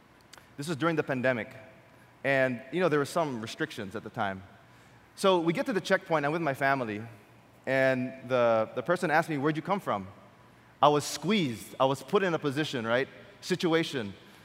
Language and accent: English; Quezon City, Metro Manila, Philippines; And in my mind, if I told them I came from Quezon City, they would send me back.